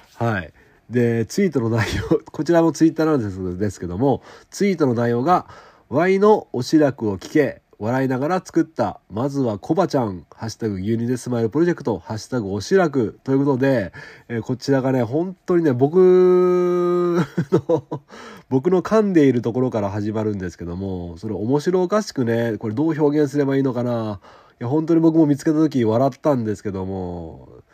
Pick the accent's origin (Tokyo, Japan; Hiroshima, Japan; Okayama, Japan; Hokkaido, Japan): Okayama, Japan; 僕の地元の乳業会社、おはよう乳業株式会社さん